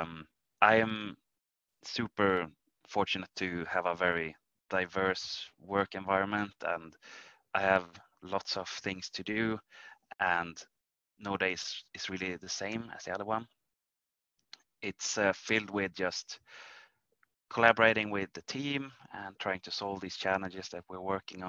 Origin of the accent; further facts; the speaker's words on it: Arvidsjaur, Norrbotten County, Sweden; I grew up in a really small town in the northern parts of Sweden called Arvidsjaur